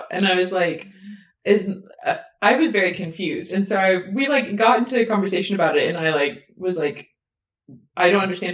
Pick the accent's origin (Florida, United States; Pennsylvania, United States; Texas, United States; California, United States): Texas, United States; moved away as an adult; I'm from Texas